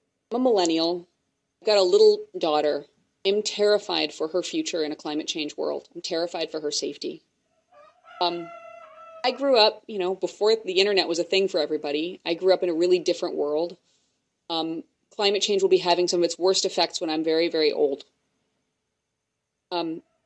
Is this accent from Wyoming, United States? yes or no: yes; Wyoming, United States; I grew up in part in Wyoming